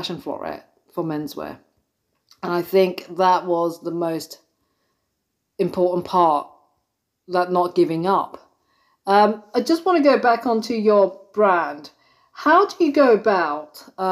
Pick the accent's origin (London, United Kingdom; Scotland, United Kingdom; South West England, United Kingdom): London, United Kingdom; being born and brought up in London